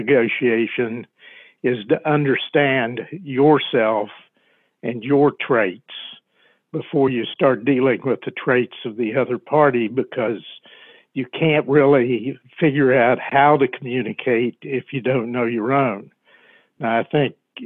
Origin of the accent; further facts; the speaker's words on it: West Virginia, United States; now in Washington, D.C., United States; Can't you listen to the way I talk and know that I'm a West Virginian? My family lives right down the road from where we're at.